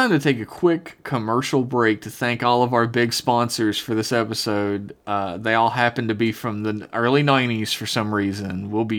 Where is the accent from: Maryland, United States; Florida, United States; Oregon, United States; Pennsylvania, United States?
Florida, United States; I'm from Florida, actually.